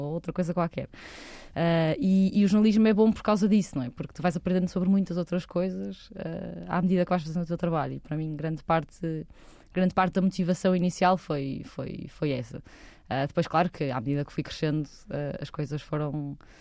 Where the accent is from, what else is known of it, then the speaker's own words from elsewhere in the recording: Porto, Norte, Portugal; nasci no Porto, uma família de classe alta, sempre estudei em boas escolas